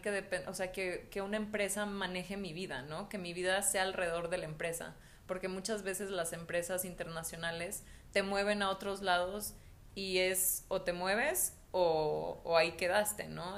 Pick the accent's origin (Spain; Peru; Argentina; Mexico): Mexico; also born or lived in Mexico City; yo estaba en la Ciudad de México, me regresé a mi pueblo y era como, yo cuando tenía, cuando tenía 16 años, yo estaba desesperada por salirme de mi pueblo.